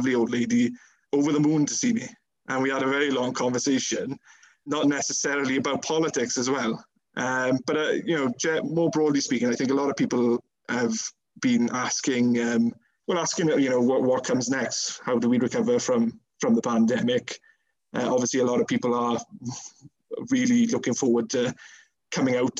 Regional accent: Pencoed, Wales, United Kingdom; I still am a town councillor in Pencoed, so you know that's also helped in terms of the profile in my hometown

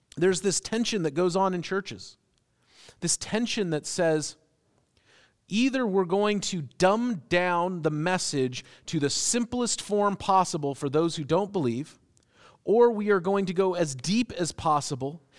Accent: United States; as American Christians

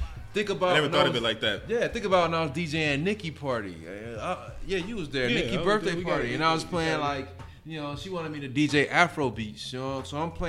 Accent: Gary, Indiana, United States; growing up in Gary, that's you know, it was like, you know, 85-90% black

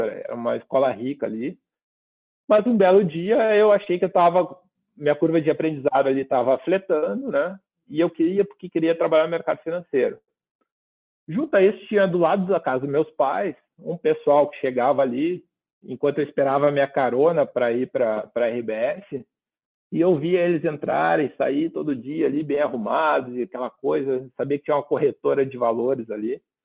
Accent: Rio Grande do Sul, Brazil; como bom gaúcho, um bom churrasco

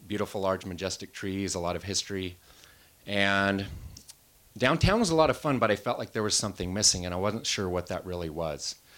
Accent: Wenatchee, Washington, United States; also born or lived in Seattle; I moved out of Wenatchee, went off to college, eventually got married, and I was working as a wildland firefighter and land manager and really enjoying my hometown again, moved back home

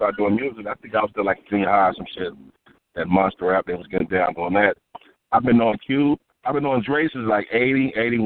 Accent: Los Angeles, California, United States; I grew up in South Central, man. South Central

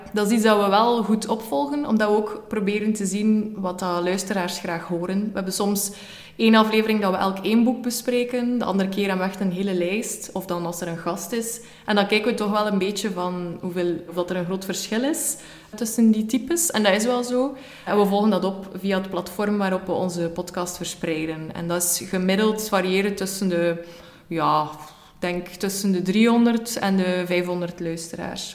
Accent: West Flanders, Belgium; moved away as an adult; now in Ghent, Belgium; als West-Vlaming in Gent

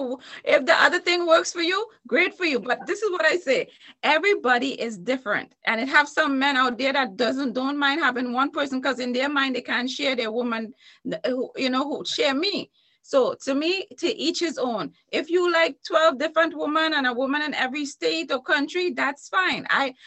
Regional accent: Trinidad & Tobago; In Trinidad and Tobago.

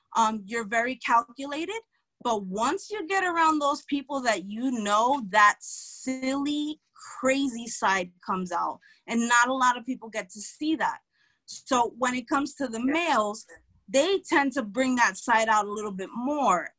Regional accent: New York City, New York, United States; I'm from Brooklyn

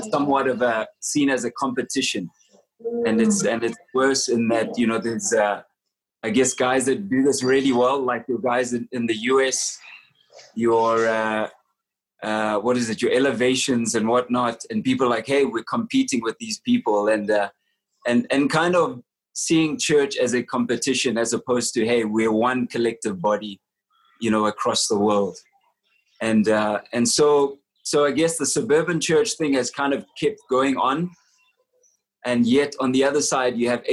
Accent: South Africa; I'm from South Africa. I live in Johannesburg.

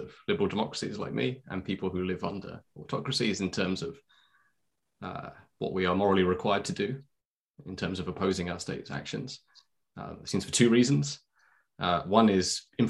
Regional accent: United Kingdom; I'm a British citizen

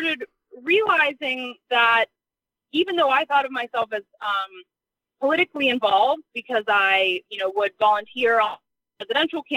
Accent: Butler, Pennsylvania, United States; moved away as an adult; also born or lived in Washington, D.C. / Senegal; now in McConnellsburg, United States; I was born and raised in Butler County in Western Pennsylvania

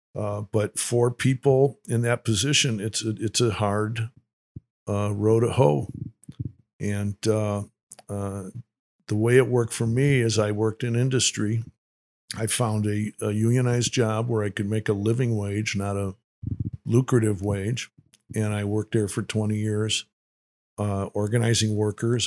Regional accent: Winnetka, Illinois, United States; I grew up in Winnetka, Illinois

